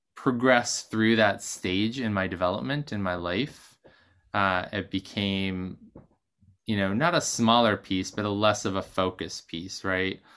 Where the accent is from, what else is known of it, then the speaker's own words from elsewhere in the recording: Maine, United States; also born or lived in Boston; now in New York, United States; growing up in Maine and moving to Boston